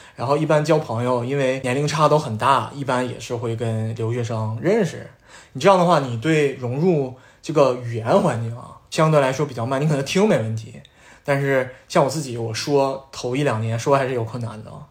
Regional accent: Northeast China, China; accent: Northeastern dialect; moved away as an adult; now in United States; 我们东北话叫街溜子

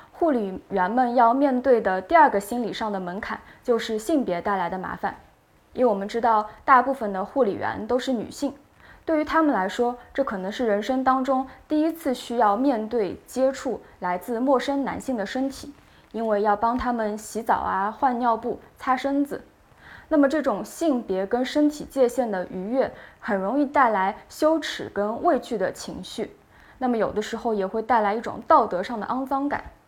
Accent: China; 我们中国人

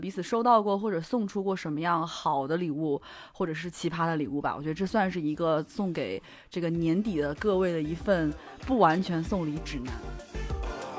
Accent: China; 我们中国人

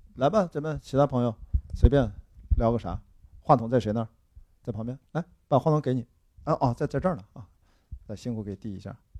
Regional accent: Qingdao, Shandong, China; accent: Qingdao dialect; 还是我们青岛话比较那个

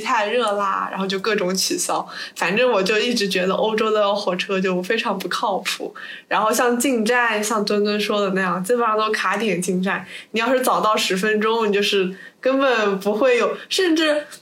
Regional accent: Suzhou, Jiangsu, China; now in United Kingdom; 我是苏州的嘛，我们那边有个中外合办学校叫西郊利物浦

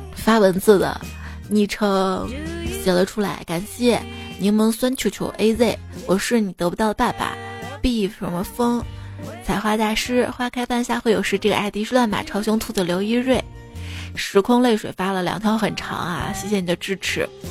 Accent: Shaanxi, China; accent: Shaanxi dialect; 这我们陕西话

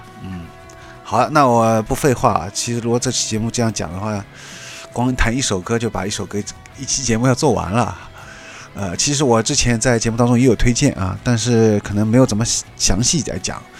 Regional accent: China; 作为一个中国人来说，你可以完全完全听不懂他的一句日文歌词

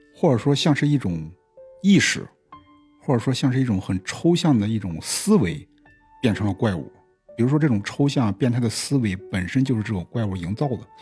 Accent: China; 我们其实中国人的鬼怪故事啊，

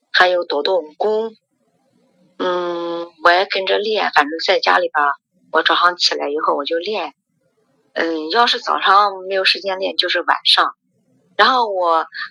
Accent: Xuzhou, Jiangsu, China; now in Nanjing, China; 我是徐州人，但是孩子在，在南京上大学

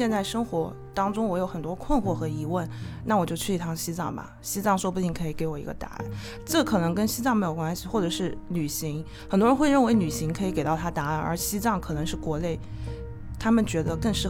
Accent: Hubei, China; 对我是湖北人，就是今年刚好疫情期间，我就在武汉那边被迫隔离了六十天的时间。

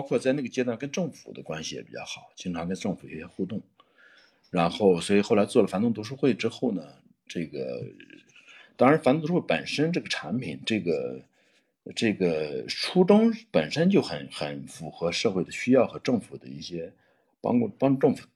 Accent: Jiangsu, China; moved away as an adult; now in Xi'an, China; 我是九九年从江苏，我老家在江苏，然后来到过中西安，在西安

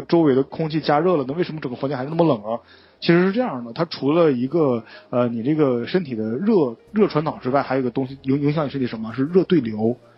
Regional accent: Northeast China, China; 我们东北的室内温度要稍微冷一点点啊

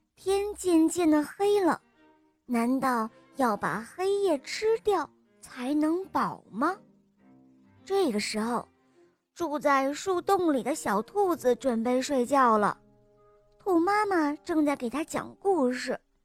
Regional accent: Shangri-La, Yunnan, China; 今年我四岁了，我来自香格里拉

